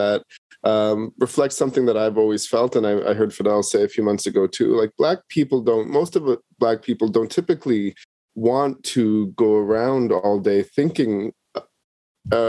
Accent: Canada; I like to identify as Canadian

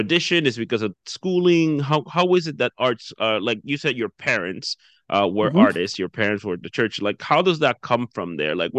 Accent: Dominican Republic; now in New Brunswick, Canada; I'm originally from the Dominican Republic

